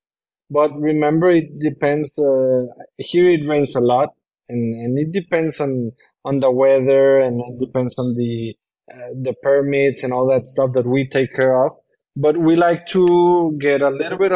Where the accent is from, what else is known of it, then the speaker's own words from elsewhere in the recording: Monterrey, Nuevo León, Mexico; English is a second language; moved away as an adult; now in Tulum, Mexico; I come from Monterrey, Mexico, which I love, but my house was surrounded by concrete and other houses